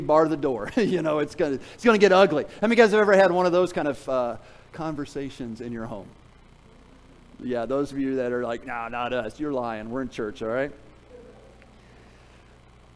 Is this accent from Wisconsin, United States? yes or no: no; Tennessee, United States; I'm from Tennessee